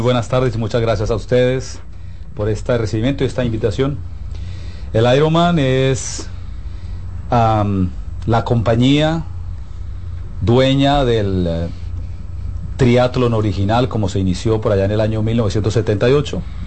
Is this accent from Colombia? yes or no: yes; Colombia; yo soy colombiano